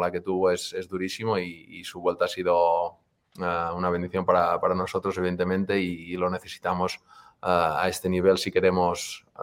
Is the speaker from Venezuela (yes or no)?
no; Banyoles, Catalonia, Spain; moved away as an adult; also born or lived in Girona / Vigo / Barcelona; now in Kansas City, United States; Yo soy de Bañolas, que es un pueblo de, Girona